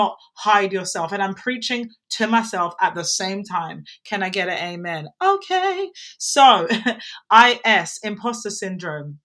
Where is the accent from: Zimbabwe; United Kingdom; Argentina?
United Kingdom; England; I'm an English woman